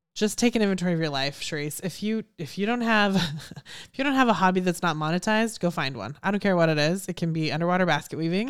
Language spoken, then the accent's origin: English; Houston, Texas, United States; I'm from Houston. I was here when Enron went belly up